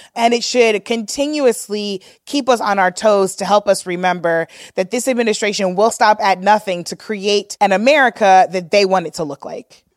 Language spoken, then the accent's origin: English; St. Louis, Missouri, United States; we grew up in Saint Louis